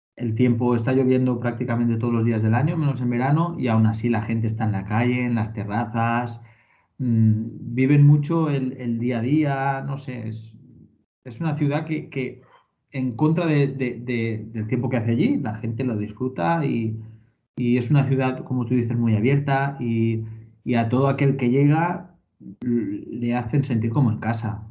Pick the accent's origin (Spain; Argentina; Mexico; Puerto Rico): Spain; Valencian Community; also born or lived in Portland; yo soy valenciano